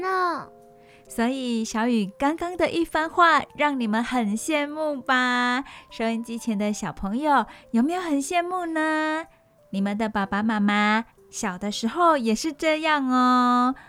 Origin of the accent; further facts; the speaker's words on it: Taiwan; 有可能我们台湾人没有尝试过